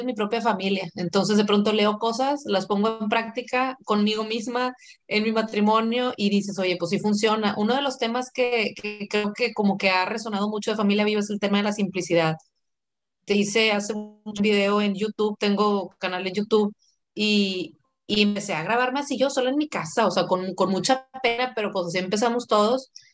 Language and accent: Spanish; Monterrey, Nuevo León, Mexico; soy de aquí de Monterrey